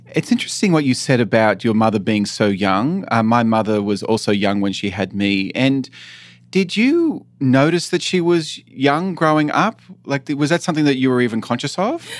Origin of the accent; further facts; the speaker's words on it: Australia; moved away as an adult; also born or lived in San Francisco / Illinois; So I moved away from Australia when I was eighteen